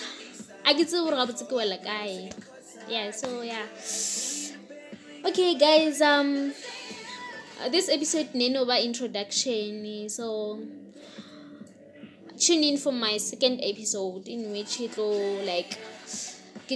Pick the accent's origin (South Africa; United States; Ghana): South Africa; Limpopo; Ke ngwanyana wa Mopedi. Yes, ke Mopedi ke tswa ka Kwa Limpopo. Ramatala, yes, that's my hometown